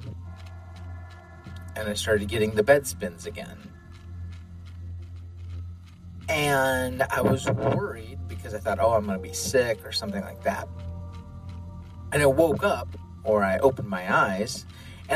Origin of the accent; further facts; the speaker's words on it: Midwest, United States; Growing up in the Midwest